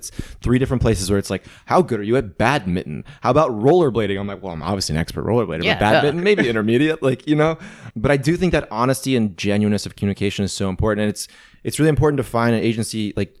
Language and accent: English; Midwest, United States; And I mean, we're lucky that we're both from the Midwest.